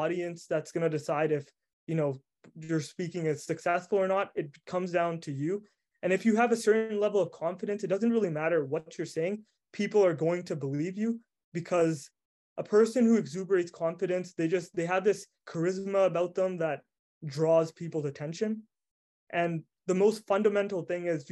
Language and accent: English; Prince Rupert, British Columbia, Canada; also born or lived in Vancouver, British Columbia / Montreal, Quebec; I'm not born in Prince Rupert. I moved here when I was younger. And when I first came here, I absolutely hated the city because I was raised in Vancouver.